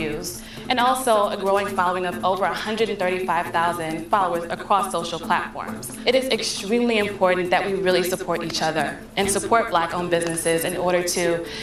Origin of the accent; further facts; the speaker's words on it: New York City, New York, United States; I'm from Brooklyn, New York, and I'm the founder of Official Black Wall Street